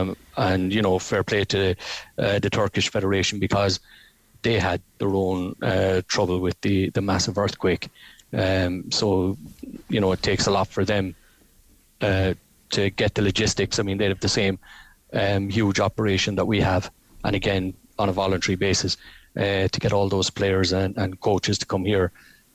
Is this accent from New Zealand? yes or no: no; Ireland; Being Irish, we're up for that fight.